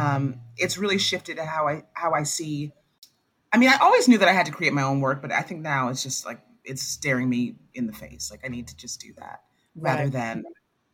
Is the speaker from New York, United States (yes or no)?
yes; New York City, New York, United States; moved away as an adult; I moved from New York, my home